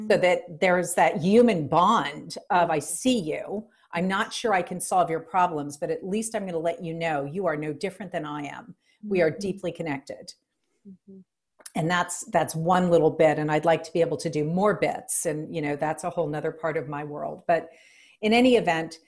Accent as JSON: {"language": "English", "town": "New Orleans", "region": "Louisiana", "country": "United States", "tie": "born or raised there"}